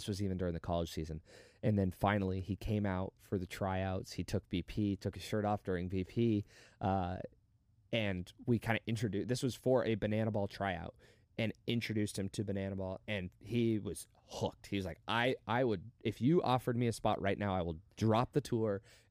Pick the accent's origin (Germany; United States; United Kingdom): United States; Las Vegas, Nevada; I want to say Vegas, but it wasn't Vegas, and that was my hometown where I had all my friends.